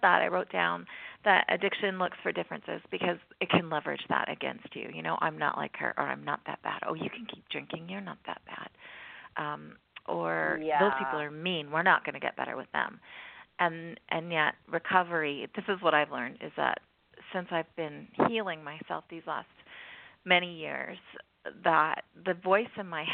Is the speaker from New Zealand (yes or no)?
no; Canada; I'm a Canadian country girl here